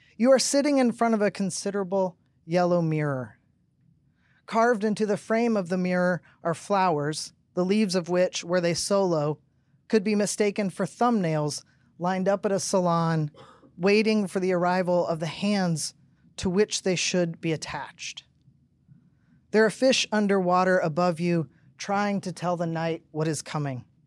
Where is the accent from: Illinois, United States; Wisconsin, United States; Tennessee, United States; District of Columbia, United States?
Tennessee, United States; I grew up in Tennessee, Pentecostal